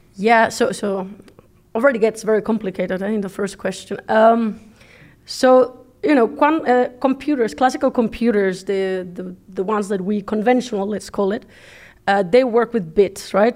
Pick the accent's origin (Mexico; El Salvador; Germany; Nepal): Mexico; English is a second language; moved away as an adult; now in Netherlands; I come from Mexico